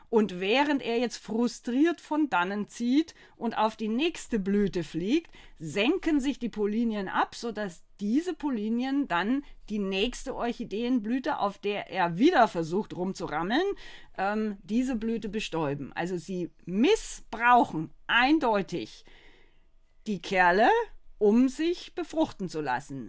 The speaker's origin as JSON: {"language": "German", "region": "Bavaria", "country": "Germany", "also_born_or_lived": "Baden-Württemberg", "moved": "as an adult", "lives_now": "North Rhine-Westphalia, Germany", "said": "Ich komme ja aus Bayern."}